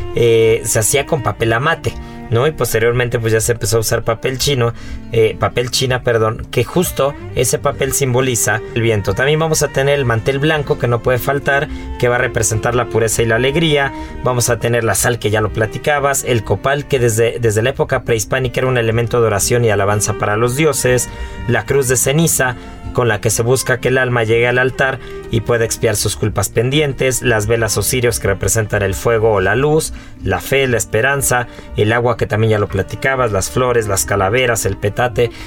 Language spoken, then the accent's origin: Spanish; Mexico; nos define como mexicanos